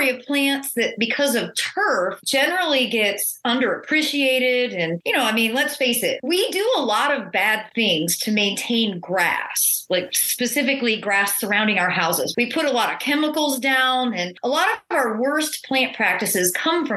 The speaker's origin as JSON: {"language": "English", "town": "Monroe", "region": "Michigan", "country": "United States", "tie": "born or raised there", "moved": "yes", "lives_now": "North Carolina, United States", "said": "I'm a native Michigander. I grew up in Monroe"}